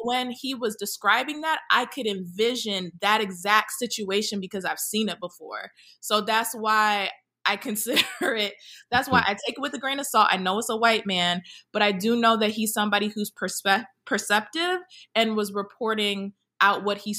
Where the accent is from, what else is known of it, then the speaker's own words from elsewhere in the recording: Jamaica; Like, in Jamaica, we might have it more now, but when I was growing up